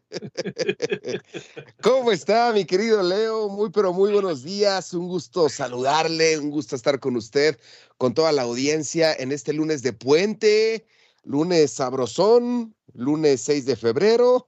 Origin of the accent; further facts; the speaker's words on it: Mexico; como yo, mexicano de cepa